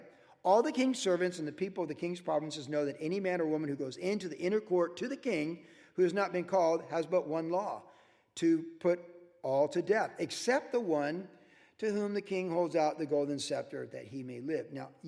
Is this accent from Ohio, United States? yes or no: yes; Cleveland, Ohio, United States; also born or lived in Virginia; how did I come from Cleveland, Ohio, and Virginia and want to surf